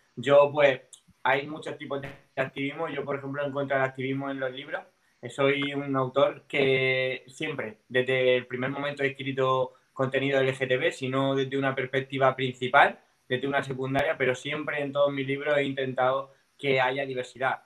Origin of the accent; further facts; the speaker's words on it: a town in Murcia, Region of Murcia, Spain; aquí en el pueblo, en un pueblo de Murcia